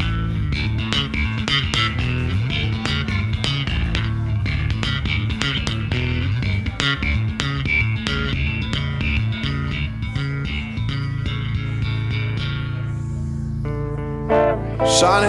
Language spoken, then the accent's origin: English; Kitchener, Ontario, Canada; moved away as an adult; We grew up in Kitchener, Waterloo